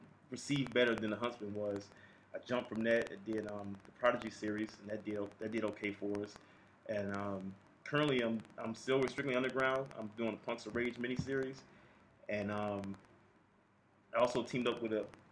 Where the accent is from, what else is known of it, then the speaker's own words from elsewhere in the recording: Chicago, Illinois, United States; I'm from Chicago